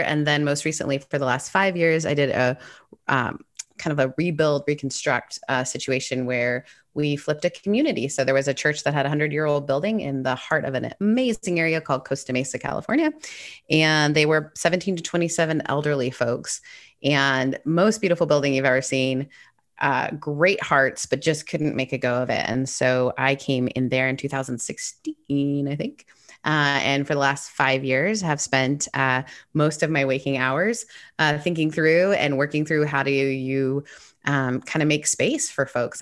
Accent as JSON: {"language": "English", "area": "an hour and a half north of Toronto", "region": "Ontario", "country": "Canada", "tie": "born or raised there", "said": "I grew up in Canada. Uh, my mom's British, my dad's Canadian, and I grew up an hour and a half north of Toronto"}